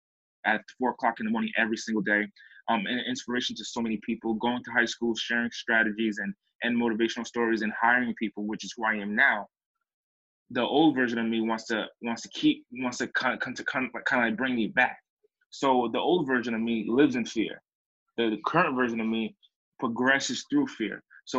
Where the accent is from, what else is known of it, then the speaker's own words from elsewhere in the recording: East Coast, United States; now in California, United States; I came from California. I mean, I came from the East Coast, had a bunch of success, and then I dipped down in my trajectory.